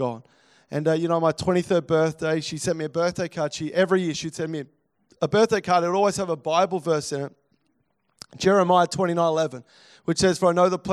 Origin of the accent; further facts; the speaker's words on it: Melbourne, Victoria, Australia; moved away; I grew up in Melbourne, over on the northern sort of side, over Essendon sort of area.